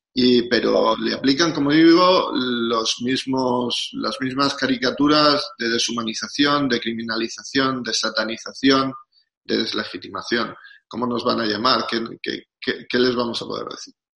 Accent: Spain; Nosotros somos españoles

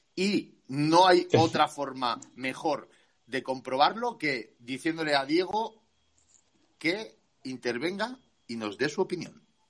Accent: Community of Madrid, Spain; como los madrileños

